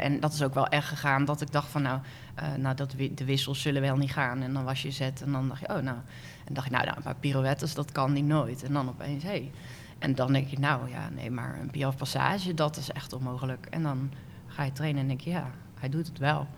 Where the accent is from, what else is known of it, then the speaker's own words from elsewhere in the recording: Werkendam, North Brabant, Netherlands; Ik ben geboren in een dorpje in Noord-Brabant, Werkendam